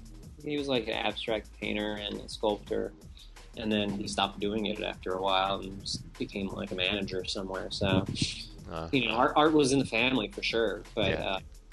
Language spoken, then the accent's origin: English; California, United States; also born or lived in Hawaii; oh, I was from Hawaii and I grew up in California, I must surf.